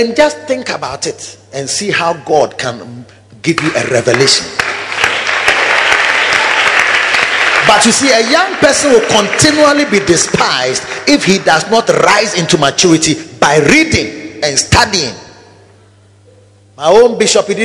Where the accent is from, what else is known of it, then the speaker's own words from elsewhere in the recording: Kumasi, Ashanti, Ghana; I used to live at Kwadaso Estate, and I walked to South Central so early, Kumasi City Council